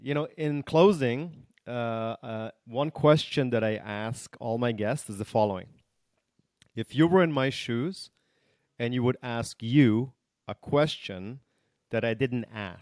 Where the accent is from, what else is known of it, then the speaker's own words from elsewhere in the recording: Germany; also born or lived in Canada / United States; You know, I was raised in Germany and in Canada and the US.